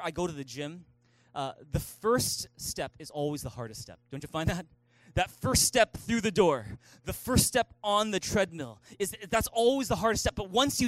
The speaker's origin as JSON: {"language": "English", "town": "Vancouver", "region": "British Columbia", "country": "Canada", "tie": "born or raised there", "also_born_or_lived": "Taiwan", "moved": "as an adult", "said": "I was born and raised here in Vancouver, never spoke a lick of Mandarin."}